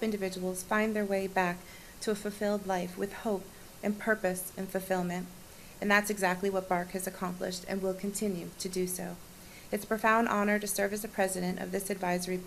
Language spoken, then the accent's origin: English; Broward County, Florida, United States; I was born and raised in Broward County